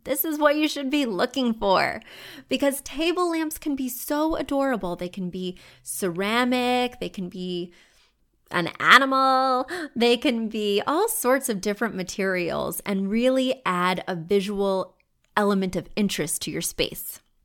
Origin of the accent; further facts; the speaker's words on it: Missouri, United States; now in New York City, United States; Missouri, I'll just use my home state. When you go to Missouri, All the homes are low in the places I grew up